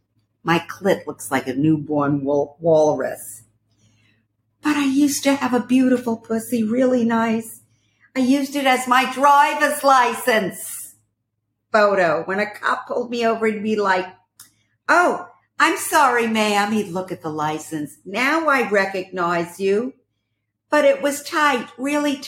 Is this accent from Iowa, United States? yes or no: no; Brooklyn, New York, United States; also born or lived in Paris; I was born in Paris and raised in Brooklyn.